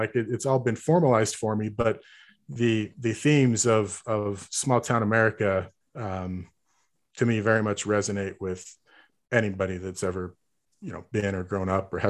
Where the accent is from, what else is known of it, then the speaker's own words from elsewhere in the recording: Harrisville, Utah, United States; also born or lived in St. George, Utah; I wasn't raised in Ogden. I was raised in a suburb of Ogden called Harrisville, just outside of Ogden. It is not a big town, as the name would denote, Harrisville. But I grew up and went to school.